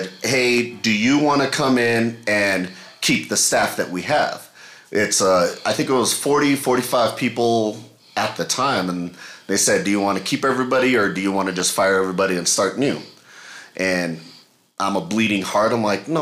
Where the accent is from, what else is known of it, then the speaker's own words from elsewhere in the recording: Belen, New Mexico, United States; also born or lived in Las Cruces; from Belen, actually. I was born in Belen.